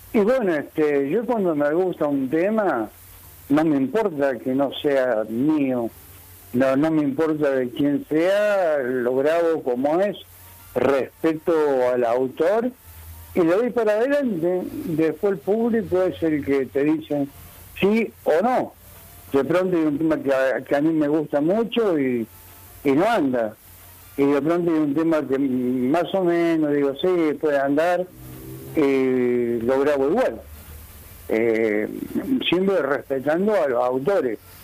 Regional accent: Río Cuarto, Córdoba, Argentina; accent: cordobés; also born or lived in San Luis; now in Buenos Aires, Argentina; Soy nacido en Río Cuarto, Córdoba

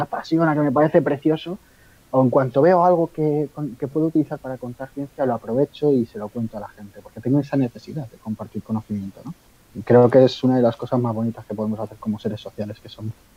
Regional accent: Spain; yo soy de aquí de España

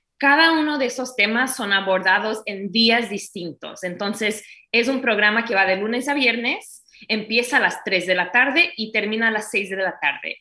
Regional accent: United States; Spanish is a second language; also born or lived in Brazil; now in Miami, United States; Yo fui criada en los Estados Unidos

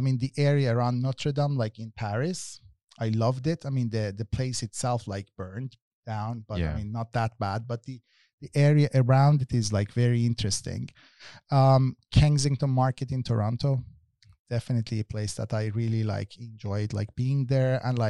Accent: Tehran, Tehran Province, Iran; English is a second language; I come myself like from Tehran, which is like one of the most loveliest city that has a bad quality of life because of pollution, because of noise levels, because of traffic jams.

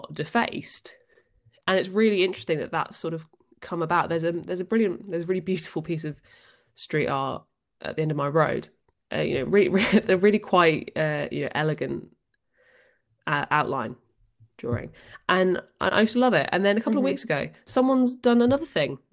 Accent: Northampton, East Midlands, United Kingdom; Northampton, which is my hometown

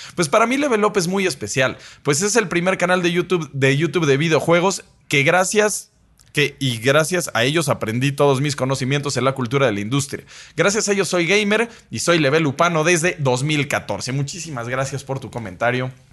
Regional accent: Mexico

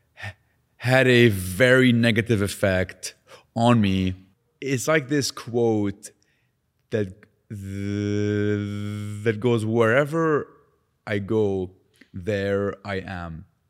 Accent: Lebanon; now in Canada; Growing up in Lebanon with a stutter

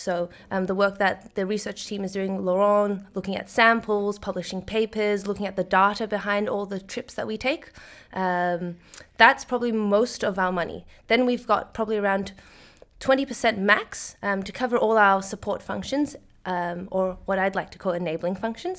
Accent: Sydney, New South Wales, Australia; moved away as an adult; now in Netherlands; I am originally from Sydney, Australia, but I moved to the Netherlands to work at the Ocean Cleanup

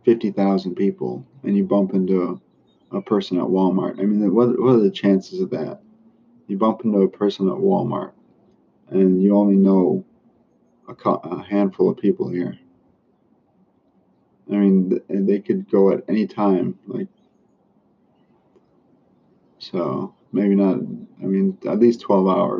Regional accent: Philippines; moved away; I grew up in the Philippines

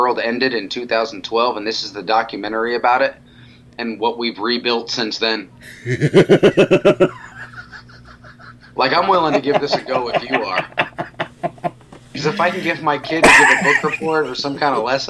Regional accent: Arizona, United States; Where I grew up in Arizona, it'd be 80 during the day and below freezing at night

